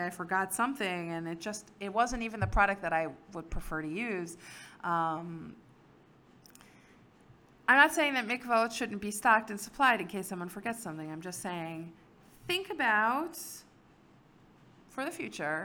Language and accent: English; Silver Spring, Maryland, United States; moved away; I grew up in Silver Spring, Maryland.